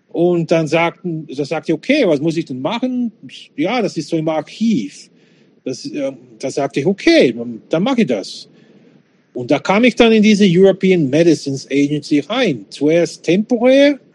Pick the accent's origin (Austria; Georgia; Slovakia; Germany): Slovakia; born there; ich bin in der Slowakei geboren, bin Bürger und so weiter.